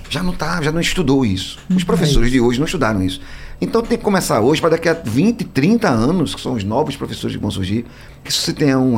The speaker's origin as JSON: {"language": "Portuguese", "town": "Exu", "region": "Pernambuco", "country": "Brazil", "tie": "born there", "said": "Nasci em Exu e não saber quem é …."}